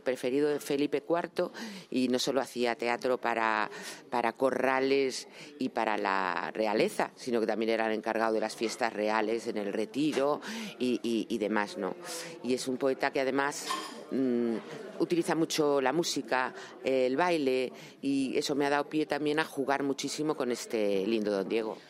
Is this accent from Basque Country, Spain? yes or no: no; Madrid, Community of Madrid, Spain; siendo madrileños